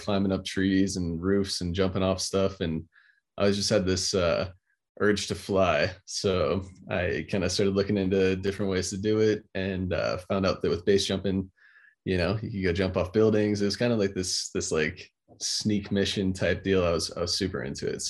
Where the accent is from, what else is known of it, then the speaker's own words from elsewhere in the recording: Florida, United States; growing up in Florida